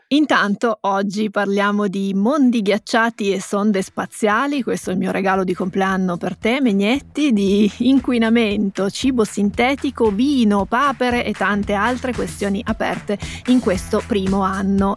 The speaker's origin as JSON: {"language": "Italian", "region": "Piedmont", "country": "Italy", "said": "siamo piemontesi"}